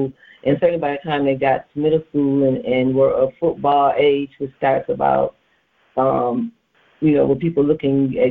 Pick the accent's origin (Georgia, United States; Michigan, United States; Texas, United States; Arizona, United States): Michigan, United States; Detroit; moved away as an adult; also born or lived in Nevada; now in California, United States; I grew up in Northwest Detroit.